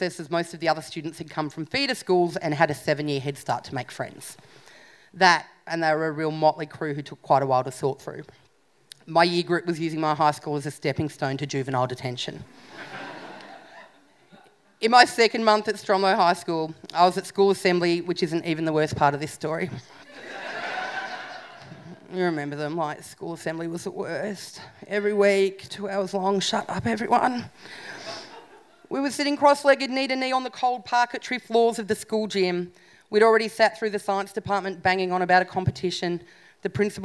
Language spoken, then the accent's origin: English; Canberra, Australian Capital Territory, Australia; I moved from St. Jude's Primary School in Canberra to a public high school